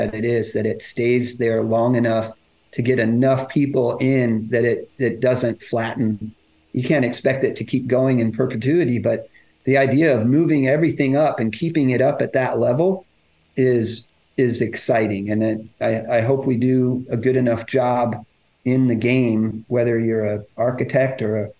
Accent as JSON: {"language": "English", "town": "McCook", "region": "Nebraska", "country": "United States", "tie": "born or raised there", "said": "The nine-hole course that I grew up on in McCook, Nebraska does."}